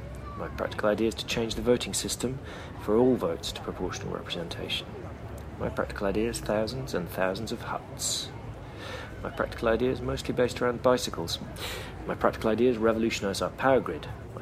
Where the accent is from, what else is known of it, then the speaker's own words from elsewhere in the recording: Bristol, South West England, United Kingdom; I'm from Bristol. We have a big growing interest in the changing dynamics of local economy.